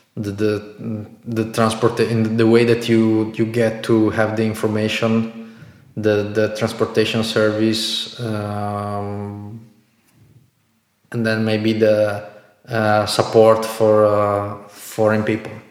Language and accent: English; Italy; moved away as an adult; also born or lived in Bratislava, Slovakia; in Italy, in my hometown